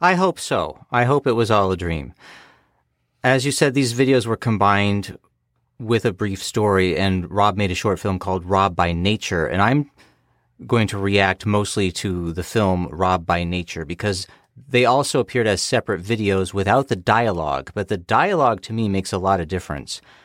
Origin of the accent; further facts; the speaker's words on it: United States; I'm an American.